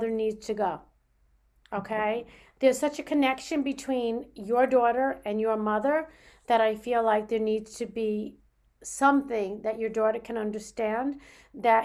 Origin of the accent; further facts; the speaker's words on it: New York, United States; I'm a New Yorker